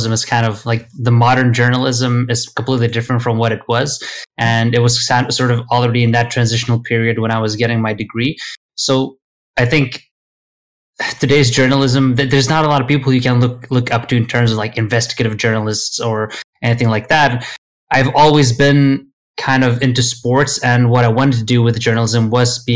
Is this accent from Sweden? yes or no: yes; Sweden; English is a second language; also born or lived in Lithuania / United Kingdom; I lived in Sweden pretty much since I was, 8 and a half or so, until my late teens when I finished school